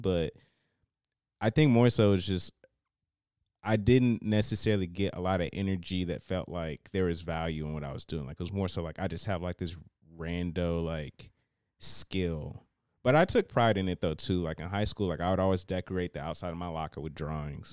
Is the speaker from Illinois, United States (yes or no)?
no; Cincinnati, Ohio, United States; I was, uh, born and raised in Cincinnati